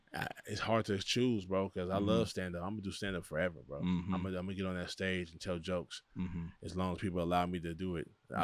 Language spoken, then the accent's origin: English; Los Angeles, California, United States; But we're Craig from Pasadena. I'm from South Central. We from here.